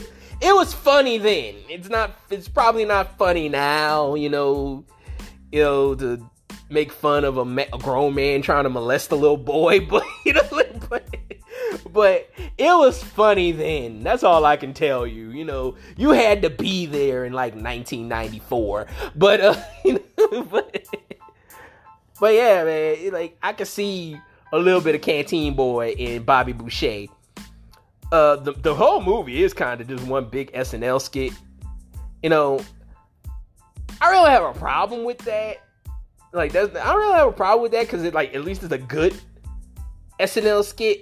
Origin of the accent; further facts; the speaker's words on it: Louisiana, United States; especially Cajun people, and I'm both, you know, like, you know, I'm from Louisiana, you know, I'm from Louisiana